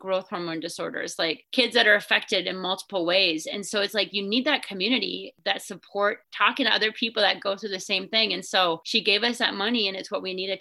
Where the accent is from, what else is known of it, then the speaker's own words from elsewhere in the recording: Minnesota, United States; I grew up in Minnesota